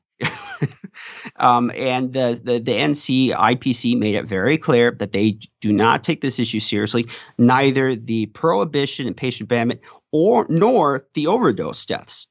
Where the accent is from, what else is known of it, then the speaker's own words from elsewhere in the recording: South Dakota, United States; my hometown paper, The Artist's Leader